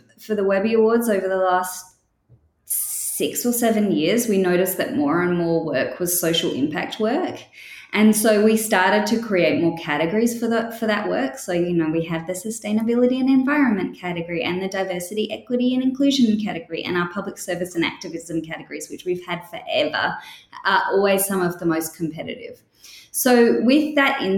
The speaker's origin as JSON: {"language": "English", "country": "Australia", "tie": "born or raised there", "also_born_or_lived": "United Kingdom / Edinburgh, Scotland / London, England", "accent": "Australian", "moved": "as an adult", "said": "I grew up in Australia, but I was born in the UK, and then I went back to the UK for university"}